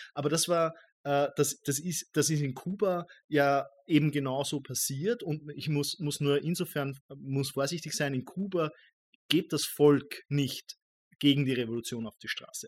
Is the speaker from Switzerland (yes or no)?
no; Austria; ich als Österreicher